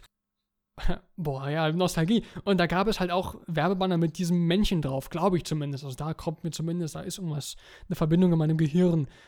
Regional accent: Germany; Bei uns in Deutschland

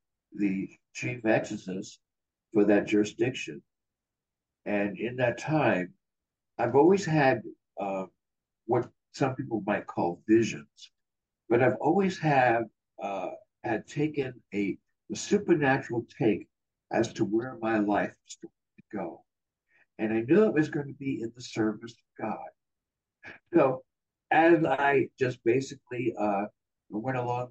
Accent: New York City, New York, United States; now in California, United States; I'm originally from New York. I was born in Brooklyn, New York.

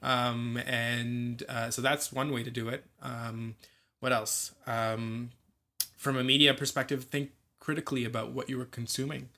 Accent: Scarborough, Ontario, Canada; I was born and raised in Scarborough

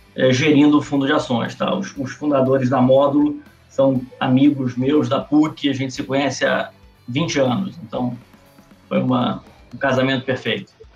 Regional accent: Rio de Janeiro, Brazil; eu sou carioca

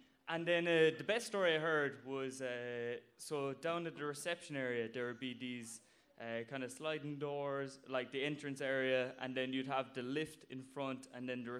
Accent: Blarney, Munster, Ireland; So I'm from Cork and from Blarney.

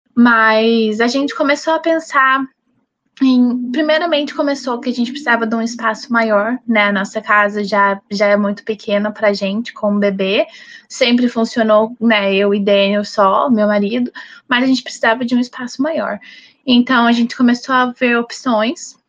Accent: Brazil; moved away as an adult; now in Canada; Eu sempre gostei de ser brasileira

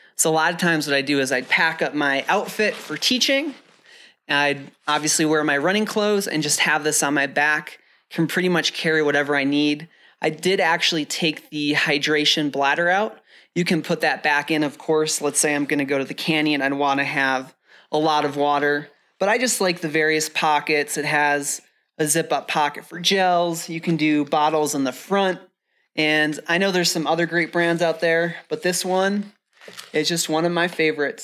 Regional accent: the Midwest and North Dakota, United States; now in Flagstaff, United States; I wore those growing up in the Midwest and North Dakota. But since moving to Flagstaff

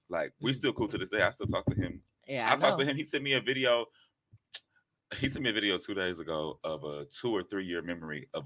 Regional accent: England, United Kingdom; I'm English.

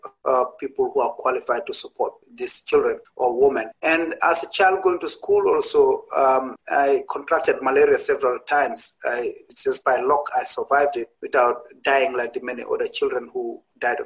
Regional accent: Gambia; moved away as an adult; now in Providence, United States; I was 27 years old when I came here in 2007. I came straight to Rhode Island, Providence. And I know that looks like I was very young when I was a journalist in Gambia

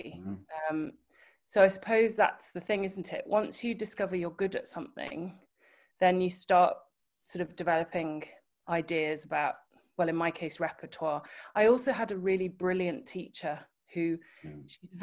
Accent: Liverpool, North West England, United Kingdom; growing up in Liverpool, of course, pop music was very much at the fore

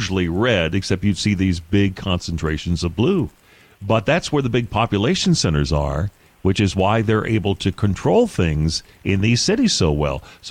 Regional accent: Michigan, United States; now in Texas, United States; I was born and raised in Michigan

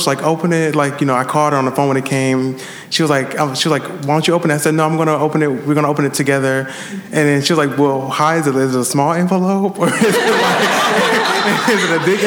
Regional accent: Milwaukee, Wisconsin, United States; I'm from Milwaukee, Wisconsin

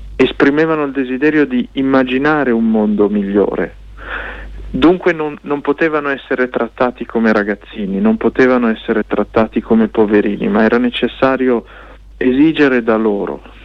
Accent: Lombardy, Italy; che siamo nati in Lombardia eh, molti a Milano

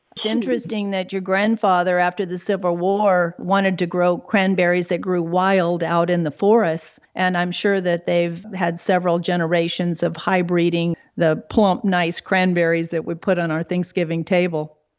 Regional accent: Southern California, United States; Growing up in Southern California, Saturday pony rides on the beach

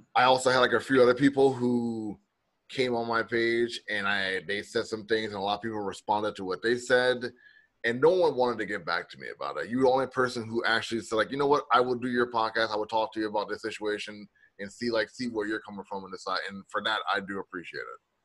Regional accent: the South, United States; I'm from the South

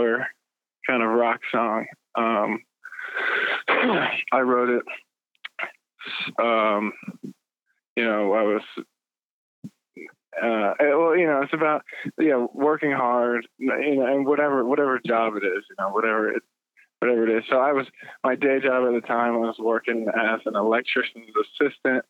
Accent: Atlanta, Georgia, United States; we're from Atlanta

